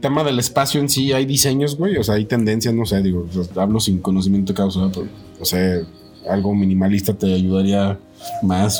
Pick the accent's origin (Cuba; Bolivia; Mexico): Mexico; como mexicano